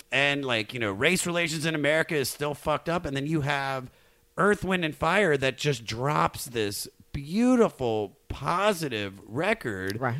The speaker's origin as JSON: {"language": "English", "town": "Germantown", "region": "Maryland", "country": "United States", "said": "yeah, I'm from I'm from Germantown, from Montgomery County."}